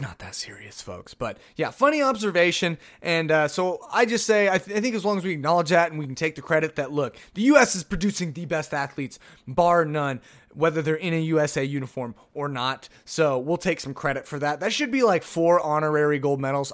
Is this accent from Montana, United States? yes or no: no; Oklahoma, United States; I'm from Oklahoma